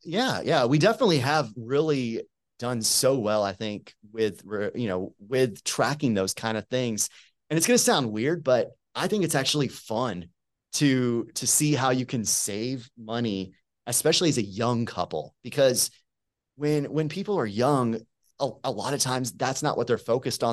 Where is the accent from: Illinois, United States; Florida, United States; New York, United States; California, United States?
Florida, United States; Tampa; moved away as an adult; also born or lived in Abilene, Texas; now in Birmingham, United States; I'm originally from Tampa, Florida.